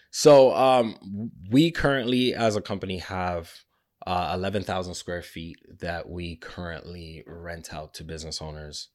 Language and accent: English; Mississauga, Ontario, Canada; We grew up in Mississauga.